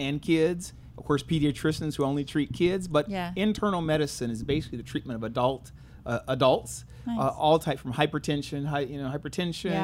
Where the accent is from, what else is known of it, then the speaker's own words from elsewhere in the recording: San Jose, California, United States; I'm from the Bay Area, San Francisco Bay Area, from San Jose